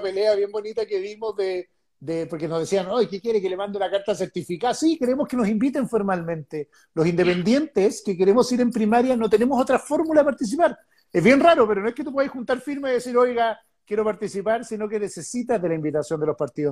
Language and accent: Spanish; Concón, Valparaíso, Chile; now in Santiago, Chile; Yo me crié en Concord